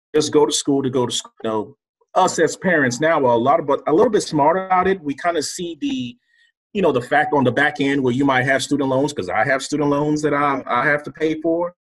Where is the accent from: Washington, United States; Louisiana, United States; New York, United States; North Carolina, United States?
North Carolina, United States; Durham; also born or lived in Lagos, Nigeria; I came straight from Lagos, Nigeria to Durham, North Carolina